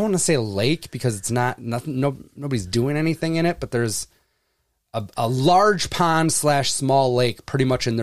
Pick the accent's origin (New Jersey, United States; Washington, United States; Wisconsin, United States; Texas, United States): Wisconsin, United States; because I'm from Wisconsin